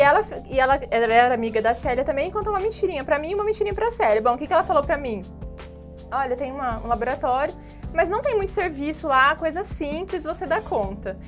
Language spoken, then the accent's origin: Portuguese; Ribeirão dos Índios, São Paulo, Brazil; numa empresa na minha cidade, lá em Ribeirão dos Índios, uma cidadezinha pequena